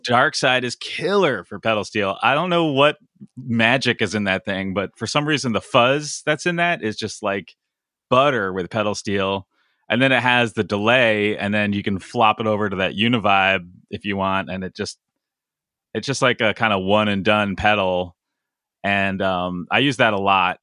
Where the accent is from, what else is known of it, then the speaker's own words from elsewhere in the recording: Connecticut, United States; I grew up in Connecticut